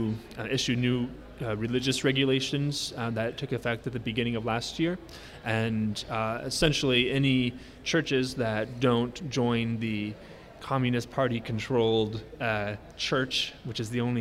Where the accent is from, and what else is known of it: Kansas, United States; born or raised there